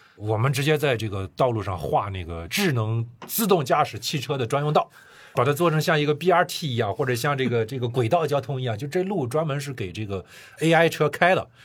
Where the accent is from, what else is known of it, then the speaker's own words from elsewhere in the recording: China; 我们中国人